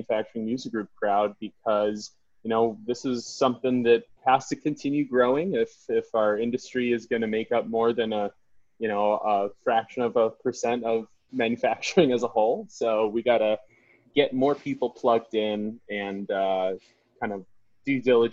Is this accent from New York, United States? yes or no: no; Detroit, Michigan, United States; grew up in Metro Detroit